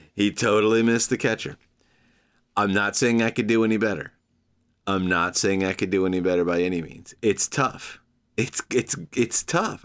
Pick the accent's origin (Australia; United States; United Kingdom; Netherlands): United States